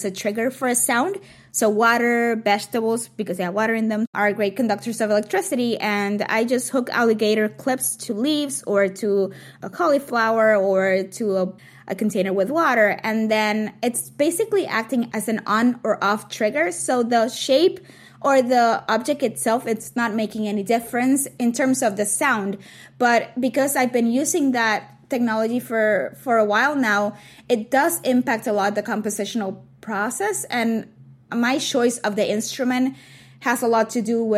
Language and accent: English; Puerto Rico; when I was growing up in Puerto Rico